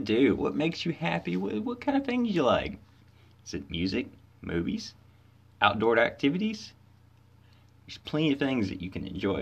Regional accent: Corinth, Mississippi, United States; I was born and raised in Corinth, Mississippi

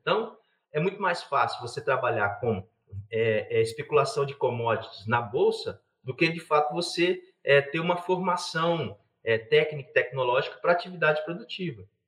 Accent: Campinas, São Paulo, Brazil; now in Minas Gerais, Brazil; eu, eu não sou mineiro de naturalidade, né? Agora eu estou mineiro, né? Eu, eu nasci em Campinas

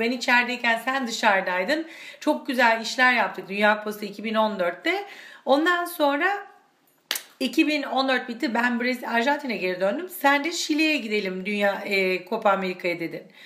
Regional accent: Turkey; moved away as an adult; also born or lived in Argentina; now in Cologne, Germany

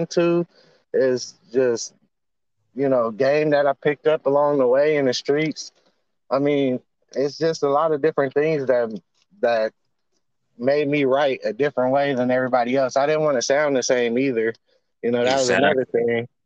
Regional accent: Oakland, California, United States; also born or lived in San Francisco Bay Area; I'm from East Oakland, 700, 78th and Lockwood

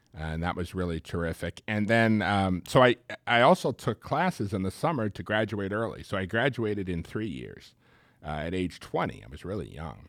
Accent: Long Island, New York area, United States; moved away; growing up in the New York area

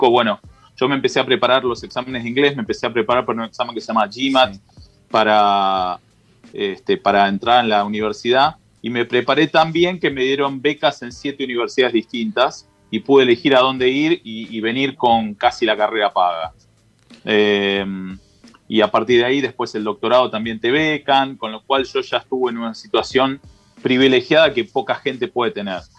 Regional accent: Argentina; empecé a hacer cosas que en Argentina, siendo argentino, no las podía hacer

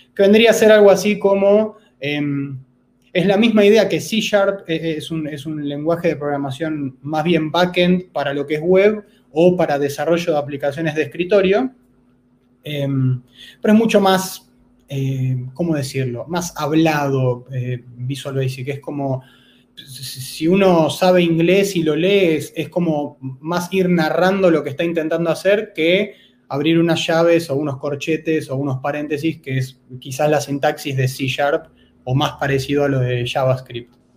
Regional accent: Buenos Aires, Argentina; soy de Buenos Aires, Argentina

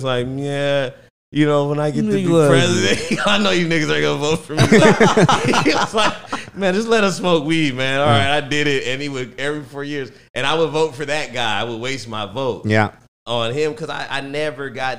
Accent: California, United States; I'm from California

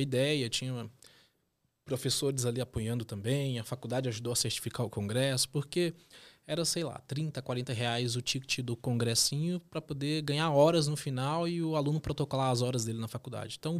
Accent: northern Minas Gerais, Brazil; moved away as an adult; also born or lived in Londrina, Paraná; now in Curitiba, Brazil; vim lá do norte de Minas Gerais para poder estudar em Londrina, norte do Paraná, fazer a faculdade

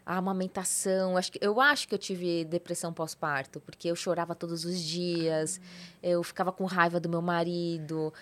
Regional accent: São Paulo, Brazil; moved away as an adult; also born or lived in Santa Catarina; Na verdade eu sou de São Paulo, sou paulista

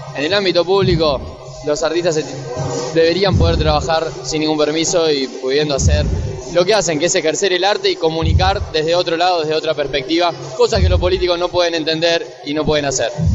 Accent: Rosario, Santa Fe, Argentina; now in Buenos Aires, Argentina; Yo soy de Rosario, eh, ahora estoy viviendo acá

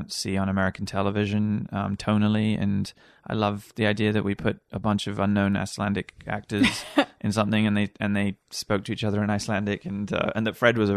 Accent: Wales, United Kingdom; moved away as an adult; also born or lived in Ireland; now in United States; Uh, I came here after university. So I grew up in Wales. I went to university in, in Ireland and uh, then came uh, out to the States when

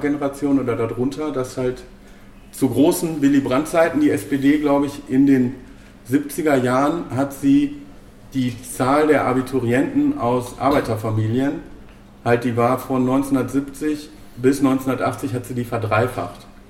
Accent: Bochum, North Rhine-Westphalia, Germany; ich bin in, im Bochumer Süden groß geworden

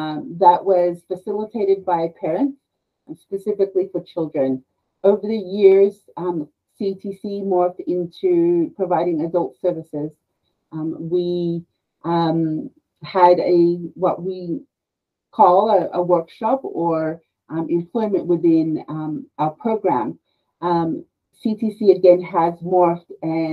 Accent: Australia; moved away as an adult; also born or lived in Peru; now in United States; I'm actually a native of Peru, but I was raised in Australia, and I came to the States

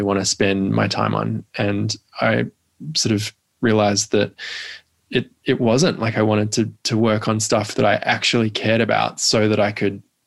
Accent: Perth, Western Australia, Australia; moved away as an adult; also born or lived in Melbourne; I grew up in Perth and then moved to Melbourne to go to uni

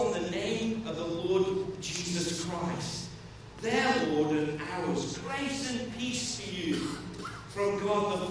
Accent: Stoke-on-Trent, West Midlands, United Kingdom; I grew up there

